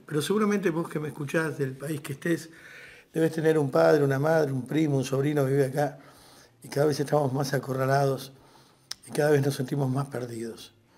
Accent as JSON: {"language": "Spanish", "country": "Argentina", "said": "Soy solamente un argentino encerrado en el living de su casa"}